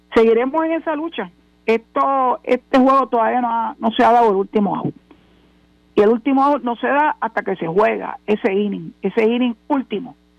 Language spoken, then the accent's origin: Spanish; Puerto Rico; nosotros los puertorriqueños, que sí somos ciudadanos americanos desde el año 1917